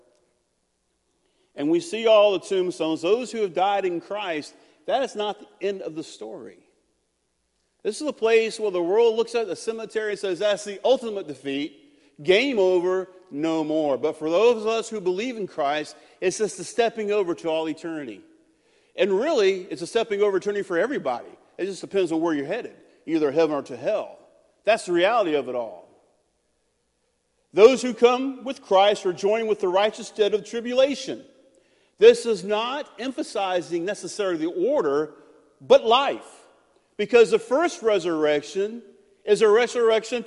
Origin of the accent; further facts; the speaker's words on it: United States; I'm an American